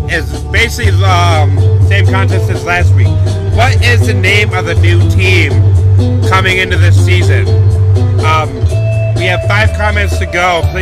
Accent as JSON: {"language": "English", "region": "Texas", "country": "United States", "said": "Well, hi, I'm from Texas."}